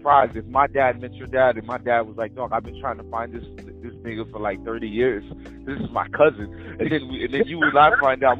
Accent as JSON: {"language": "English", "town": "Cap-Haïtien", "region": "Nord", "country": "Haiti", "said": "I was born in Haiti too. I'm from Cap-Haïtien."}